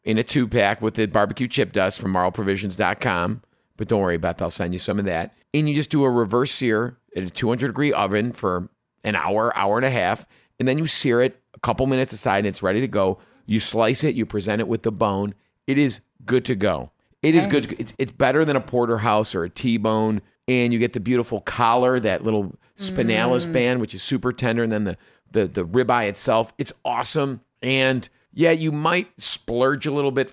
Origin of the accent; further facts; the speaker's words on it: River Forest, Illinois, United States; also born or lived in Chicago, Illinois; we moved to River Forest from Chicago proper